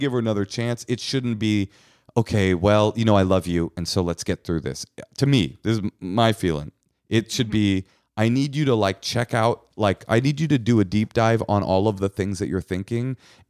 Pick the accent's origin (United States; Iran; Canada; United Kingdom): United States; California; I'm from California. It's just, it's never come up.